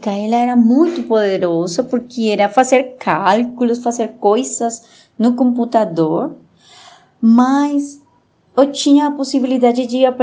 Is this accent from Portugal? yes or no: no; Bogotá, Colombia; born there; Portuguese is a second language; Eu nasci em Bogotá, a cidade capital da Colômbia, mas meu pai eh, ele foi da polícia e a gente teve que morar em muitos outros lugares pelo seu trabalho.